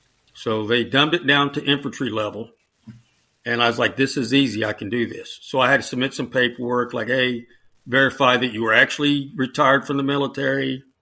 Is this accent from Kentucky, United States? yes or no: yes; Kentucky, United States; moved away; also born or lived in Florida; I'm originally from Kentucky.